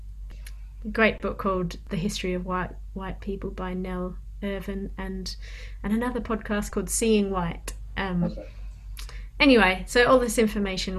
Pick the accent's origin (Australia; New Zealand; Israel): Australia; I was reminded again of being growing up in Australia